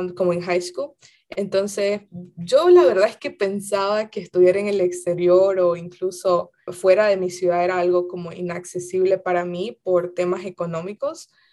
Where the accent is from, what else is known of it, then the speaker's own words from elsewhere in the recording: Santa Cruz de la Sierra, Santa Cruz, Bolivia; moved away as an adult; now in United States; yo soy de Santa Cruz de la Sierra, ah, pero toda mi familia es como de los valles cruceños